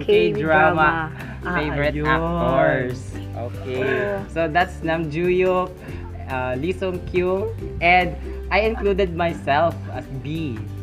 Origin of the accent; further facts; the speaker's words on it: Alabel, Soccsksargen, Philippines; I'm 20 years old. I'm from Alabel, Sarangani Province, and I am studying BS Biology at Mindanao State University.